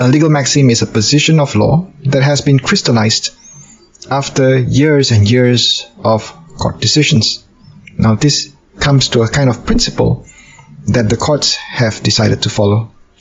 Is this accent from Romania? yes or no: no; Malaysia; I'm a lawyer from Malaysia.